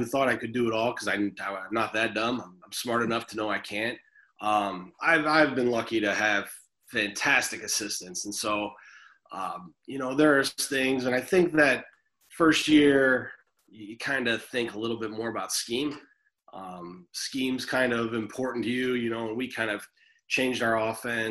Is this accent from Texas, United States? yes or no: no; Metamora, Illinois, United States; I grew up in Metamora